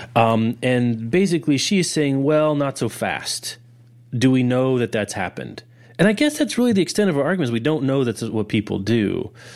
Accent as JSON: {"language": "English", "town": "Lawrence", "region": "Kansas", "country": "United States", "tie": "born or raised there", "said": "my hometown bookstore is The Raven in Lawrence, Kansas"}